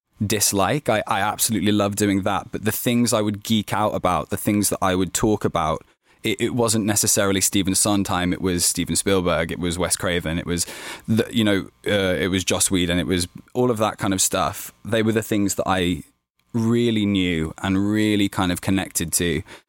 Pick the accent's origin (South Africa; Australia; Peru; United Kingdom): United Kingdom; Birmingham, West Midlands; I was from Birmingham, which is in the West Midlands of the UK, but where I grew up was kind of like a small town, basically.